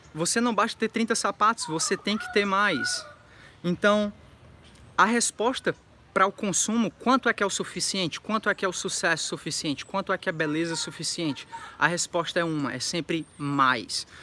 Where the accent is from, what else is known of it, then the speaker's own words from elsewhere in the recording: interior of Ceará, Brazil; moved away; quando eu era criança, ainda no Ceará